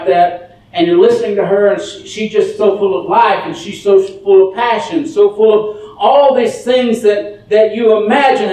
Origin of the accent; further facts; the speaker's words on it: Dallas, Texas, United States; I'm from Dallas